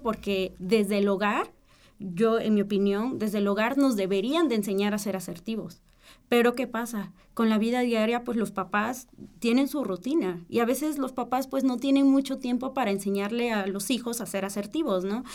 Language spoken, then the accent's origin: Spanish; Mexico; nosotros como mexicanos